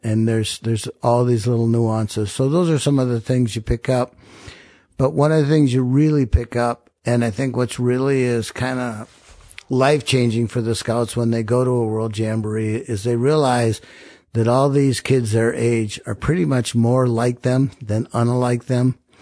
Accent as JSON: {"language": "English", "town": "Rochester", "region": "Minnesota", "country": "United States", "tie": "born or raised there", "said": "I grew up in Rochester."}